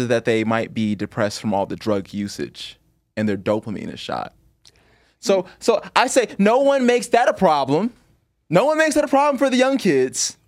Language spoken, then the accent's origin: English; Chicago, Illinois, United States; I grew up in Chicago.